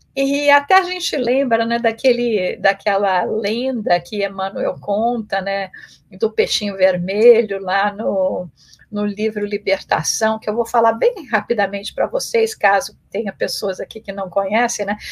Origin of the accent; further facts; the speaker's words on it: Brazil; also born or lived in England; now in United States; eu já saí do Brasil, esse ano está é, fazendo 29 anos que eu, que eu saí do Brasil, e primeiro indo para a Inglaterra, onde eu fiquei três anos, e depois aqui nos Estados Unidos